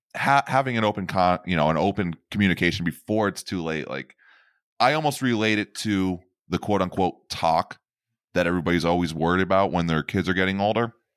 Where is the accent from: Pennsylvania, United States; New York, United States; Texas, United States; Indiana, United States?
Pennsylvania, United States; I am born and bred in Pennsylvania